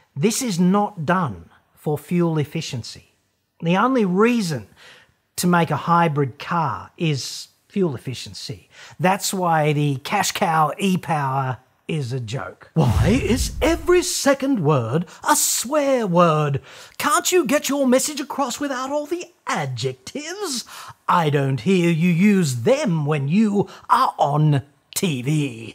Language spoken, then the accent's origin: English; Australia